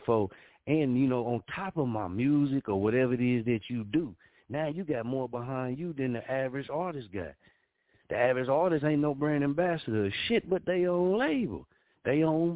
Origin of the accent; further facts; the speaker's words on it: Muskogee, Oklahoma, United States; I come from Muskogee, Oklahoma